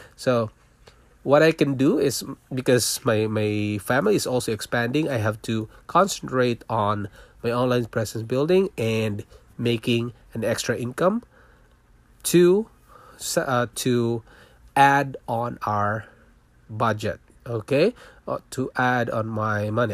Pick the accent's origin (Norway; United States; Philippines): Philippines; moved away as an adult; also born or lived in Singapore; now in Toronto, Canada; I was born in Philippines. I'm a Filipino